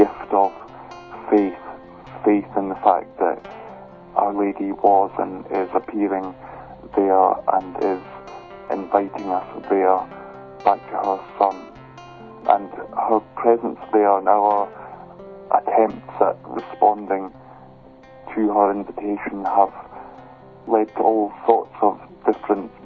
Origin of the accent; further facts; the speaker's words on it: Scotland, United Kingdom; I'm from Scotland where I live